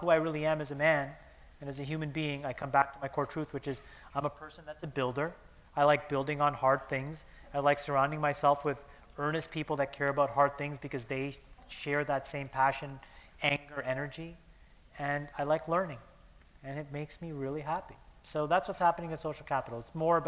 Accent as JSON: {"language": "English", "country": "Canada", "moved": "yes", "said": "I'm Canadian, and it was a great chance to come see my mom in Toronto"}